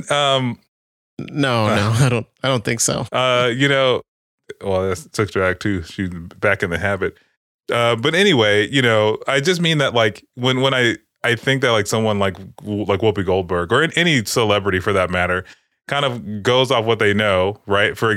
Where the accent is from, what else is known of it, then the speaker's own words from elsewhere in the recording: Los Angeles, California, United States; Uh, but I, am I'm, I'm from Watts. They don't have Bloods there.